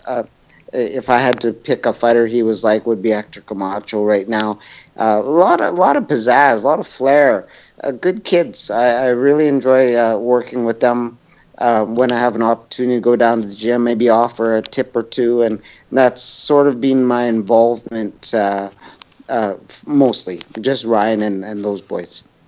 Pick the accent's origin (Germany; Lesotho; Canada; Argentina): Canada; Edmonton, Alberta; my hometown